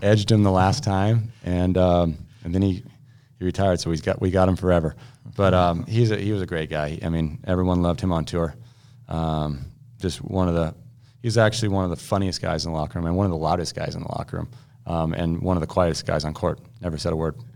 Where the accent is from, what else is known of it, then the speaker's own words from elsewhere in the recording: United States; being an American